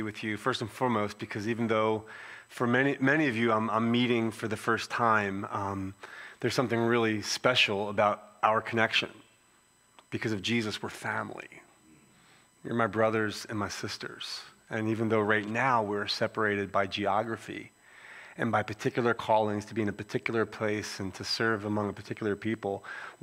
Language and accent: English; Philadelphia, Pennsylvania, United States; accent: Philly; moved away as an adult; now in California, United States; I have a Philly accent, you know, and I'm born and raised in Philadelphia